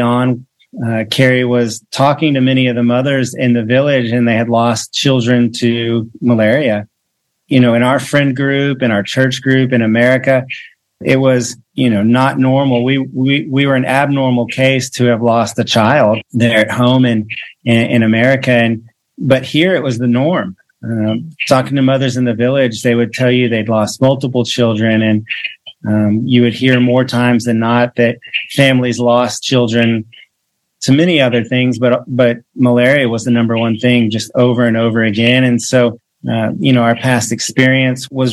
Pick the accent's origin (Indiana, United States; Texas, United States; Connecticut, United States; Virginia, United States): Texas, United States; moved away as an adult; now in Uganda; we're originally from Texas.